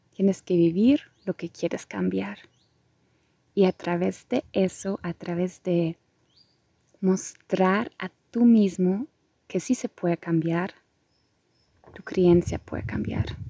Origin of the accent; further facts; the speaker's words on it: Germany; also born or lived in Costa Rica; soy de Alemania, mi familia es de Polonia, ahora también me encuentro en Alemania